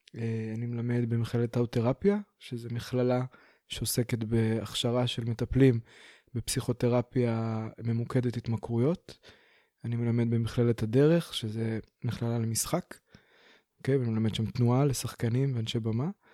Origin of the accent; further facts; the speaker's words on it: Beersheba, Southern District, Israel; now in Pardes Hanna, Israel; אני בכלל מגיע מהדרום, אני באר שבעי